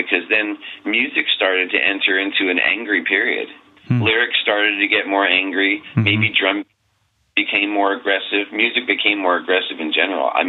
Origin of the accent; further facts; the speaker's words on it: New York, United States; moved away; I'm from New York